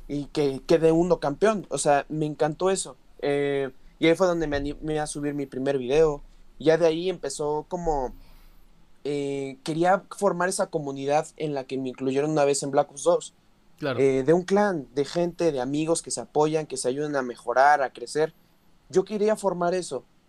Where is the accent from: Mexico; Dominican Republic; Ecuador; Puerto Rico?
Mexico; Mexico City; los dos somos de la Ciudad de México